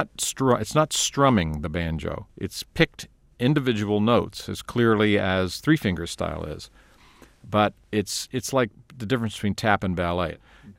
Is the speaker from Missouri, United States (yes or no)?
no; Texas, United States; born there; I have Irish and Scottish and English roots, and I was born in Texas.